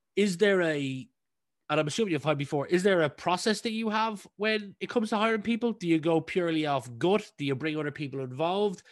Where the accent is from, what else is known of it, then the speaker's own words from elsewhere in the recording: County Meath, Leinster, Ireland; we grew up in the same county, County Meath